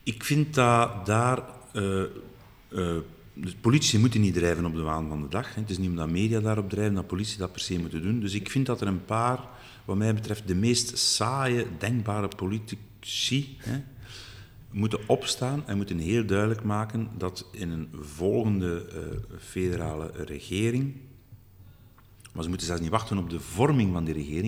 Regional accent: Flanders, Belgium; we moeten ons als Vlamingen

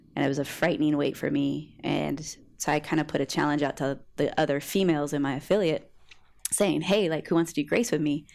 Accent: Long Beach, California, United States; I grew up on the west side of Long Beach

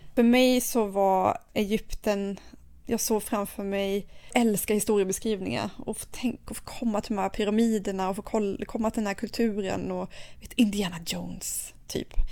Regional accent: Sweden; hemma i Sverige

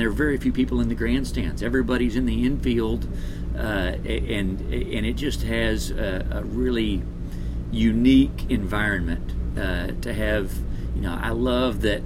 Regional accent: Texas, United States; I am from Texas

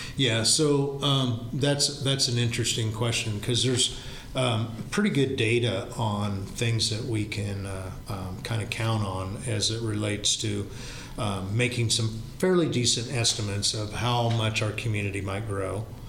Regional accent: Knoxville, Iowa, United States; this is my hometown. This is where my parents and grandparents grew up. It's where, you know, we've raised our kids.

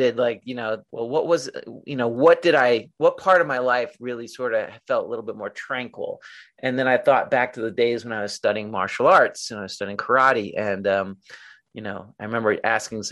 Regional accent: New York City, New York, United States; I moved back to my hometown, which was Little Neck, New York

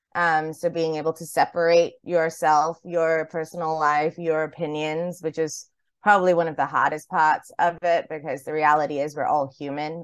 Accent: Highland, New York, United States; now in Singapore; from my time, like, growing up in Highland, New York

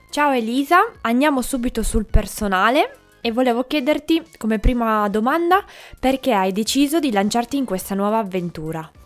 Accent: Piedmont, Italy; moved away as an adult; also born or lived in Turin; now in Aosta Valley, Italy; io sono piemontese e per comodità mi sono laureata a Torino

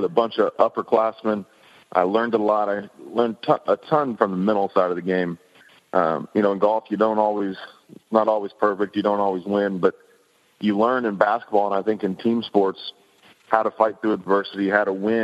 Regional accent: Kansas, United States; growing up in Kansas, the weather didn't cooperate to play all year

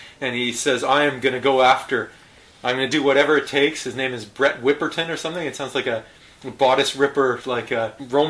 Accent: Canada; as a Canadian.

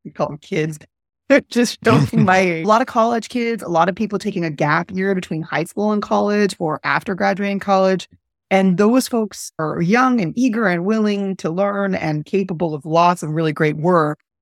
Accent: Montreal, Quebec, Canada; moved away as an adult; now in New Orleans, United States; I'm from Montreal and I'm Canadian.

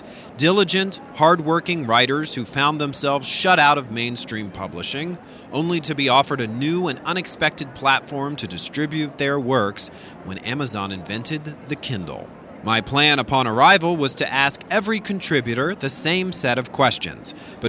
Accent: New Orleans, Louisiana, United States; Earlier this year, one of the largest conventions of romance novelists and their fans met in my hometown of New Orleans.

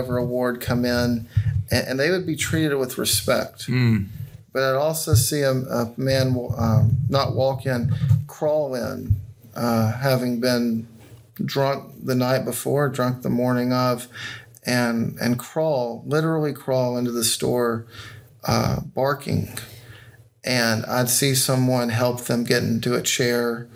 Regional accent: Decatur, Alabama, United States; moved away as an adult; also born or lived in Oxford, Mississippi; So I grew up here in Decatur. I was gone for 17 years. Our family moved back in 2013

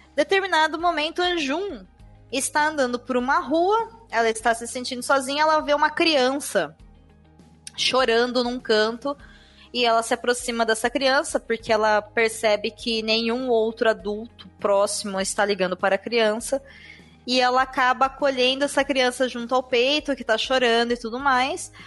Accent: Brazil

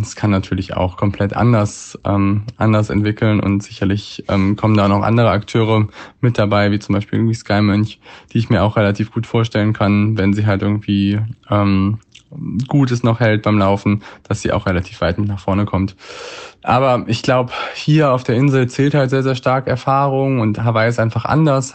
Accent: Hamburg, Germany; in meiner Heimatstadt in Hamburg

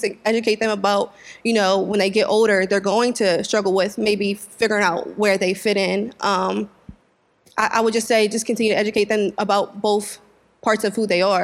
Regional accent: Wilmington, United States; I was raised in Wilmington

